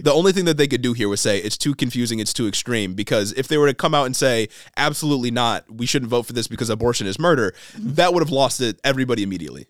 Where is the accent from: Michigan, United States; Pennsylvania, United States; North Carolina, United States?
Michigan, United States; in our home state of Michigan